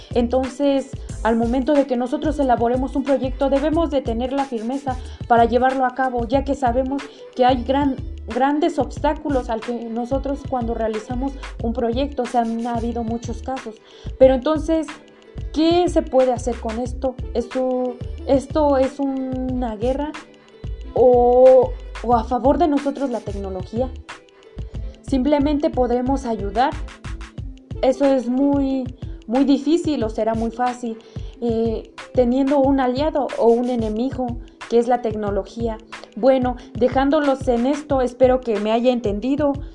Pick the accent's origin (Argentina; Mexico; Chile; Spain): Mexico; nosotros como mexicanos